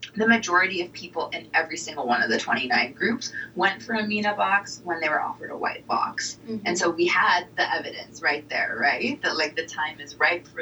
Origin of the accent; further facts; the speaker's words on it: Portland, Oregon, United States; I grew up in Portland, Oregon